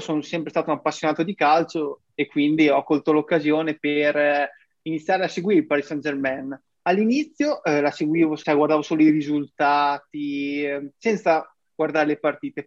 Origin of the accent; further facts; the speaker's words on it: Ravenna, Emilia-Romagna, Italy; io sono un ragazzo di 24 anni di Ravenna